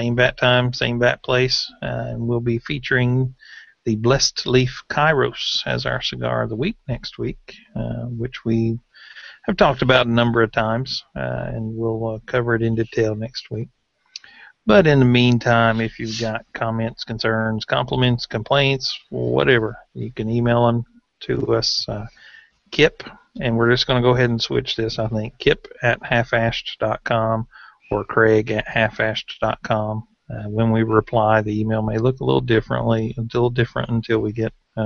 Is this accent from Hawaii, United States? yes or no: no; Tennessee, United States; I'm from Tennessee.